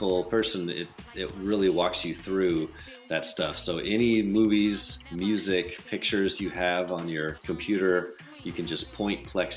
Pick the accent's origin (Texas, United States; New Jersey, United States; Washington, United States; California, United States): Washington, United States; Seattle; I'm from Seattle